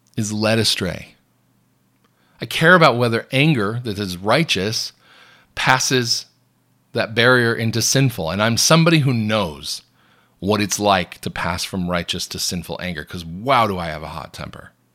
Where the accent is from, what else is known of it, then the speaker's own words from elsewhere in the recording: United States; I'm an American Catholic blogger and news commentator.